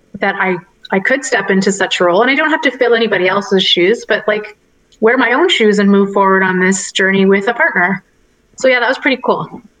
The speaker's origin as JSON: {"language": "English", "town": "Richmond Hill", "region": "Ontario", "country": "Canada", "tie": "born or raised there", "moved": "yes", "said": "I'm from Richmond Hill, Ontario, and that, that's where I grew up."}